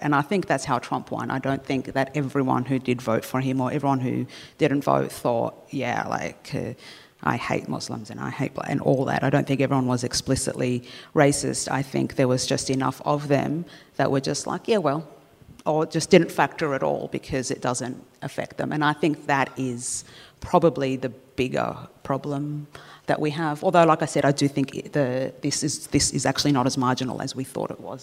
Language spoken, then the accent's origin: English; Australia; having lived here since I was two